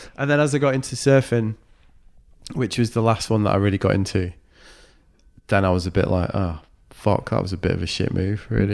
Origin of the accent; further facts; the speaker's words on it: Manchester, North West England, United Kingdom; now in Brighton, United Kingdom; I'm from Manchester